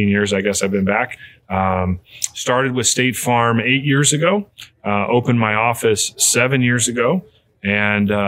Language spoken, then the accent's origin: English; Godfrey, Illinois, United States; moved away as an adult; also born or lived in Texas / Ohio; Born and raised here in the Riverbend, born and raised in Godfrey, Illinois